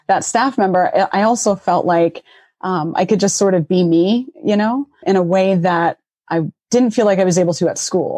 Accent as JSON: {"language": "English", "town": "Boston", "region": "Massachusetts", "country": "United States", "tie": "born or raised there", "also_born_or_lived": "Middleborough, Massachusetts", "moved": "yes", "said": "So I'm originally from Roxbury, Boston, which in the 80s was a very hard up community. You know, my brother and I grew up city kid life, you know, for a good portion of my life."}